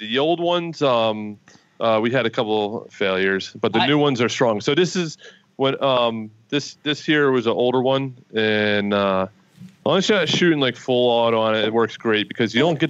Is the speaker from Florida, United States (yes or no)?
no; South Carolina, United States; born there; my Social Security said I was born in South Carolina